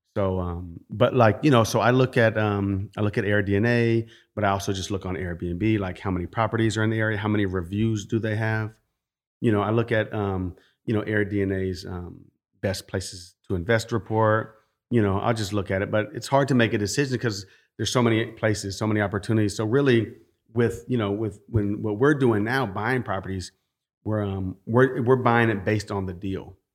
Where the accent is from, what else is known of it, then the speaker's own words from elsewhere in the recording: California, United States; growing up in California, working with property owners